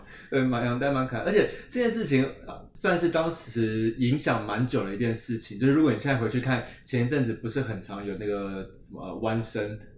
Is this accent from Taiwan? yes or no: yes; Taiwan; 我们台湾人